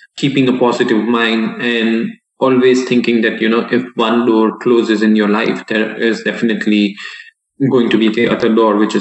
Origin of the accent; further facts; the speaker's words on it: Mumbai, Maharashtra, India; moved away as an adult; also born or lived in Texas, United States; I had been to the boarding school since I was 7 years old